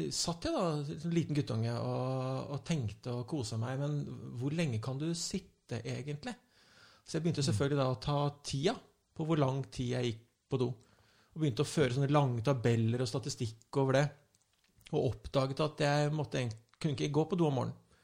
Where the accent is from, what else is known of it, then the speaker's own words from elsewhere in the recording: Lillehammer, Innlandet, Norway; jeg kommer fra Lillehammer